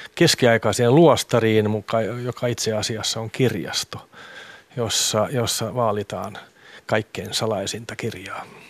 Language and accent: Finnish; Vantaa, Uusimaa, Finland; Finnish is a second language; moved away as an adult; now in Loviisa, Finland; tulen Tikkurilasta ja, ja sitä Tikkurilaa, jossa minä kasvoin